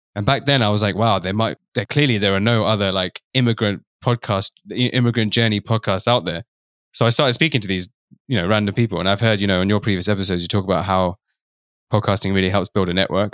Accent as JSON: {"language": "English", "region": "London", "country": "United Kingdom", "said": "I'm from London, and my parents are from East Africa, but I'm Indian background"}